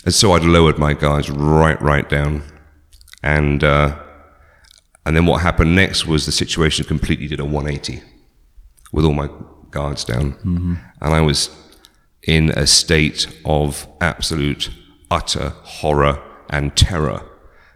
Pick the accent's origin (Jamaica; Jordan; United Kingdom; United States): United Kingdom; just outside Oxford, South East England; moved away; I grew up in just outside Oxford in England, born in 1971.